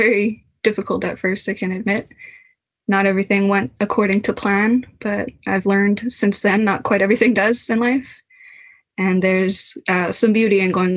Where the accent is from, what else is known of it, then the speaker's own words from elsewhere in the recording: Kitamaat Village, British Columbia, Canada; I come from Tsimotsa, currently known as Kitimat Village or Haisla BC